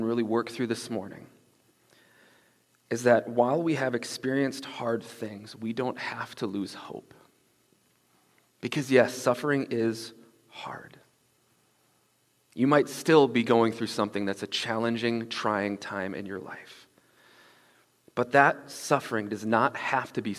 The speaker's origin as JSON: {"language": "English", "town": "Bismarck", "region": "North Dakota", "country": "United States", "tie": "born or raised there", "said": "Growing up in Bismarck, I was actually first introduced to the concept of caravanning"}